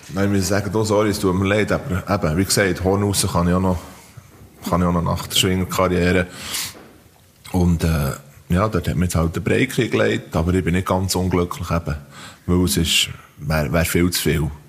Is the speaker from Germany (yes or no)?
no; Diesbach, Switzerland; ich bin eben in Diesbach aufgewachsen, in einem Bauerndorf.